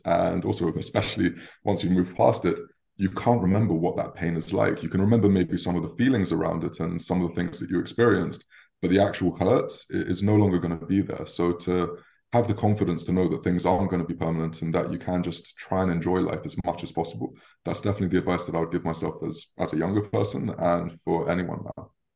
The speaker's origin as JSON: {"language": "English", "region": "London", "country": "United Kingdom", "tie": "born or raised there", "said": "I was born and raised in London"}